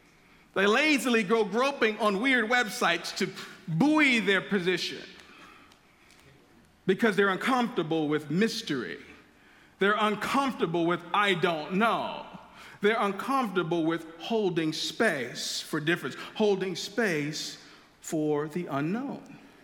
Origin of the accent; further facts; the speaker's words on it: Chicago, Illinois, United States; When I moved here from Chicago in 99 to go to the University of Illinois, one of the things I noticed on my floor is that a lot of the guys had guitars.